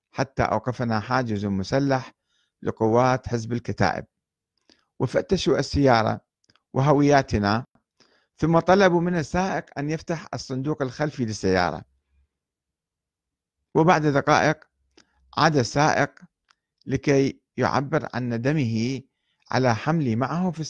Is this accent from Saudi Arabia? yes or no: no; Iraq; فقلت له أنا عراقي وأريد الذهاب إلى صيدا في الجنوب